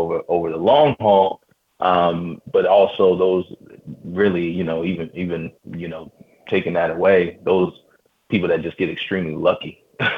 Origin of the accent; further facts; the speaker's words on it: Baltimore, Maryland, United States; my hometown team